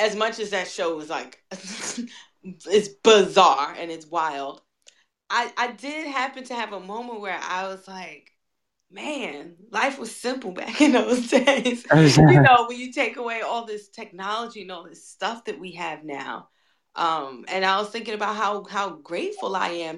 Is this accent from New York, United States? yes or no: yes; New York, United States; I grew up in New York.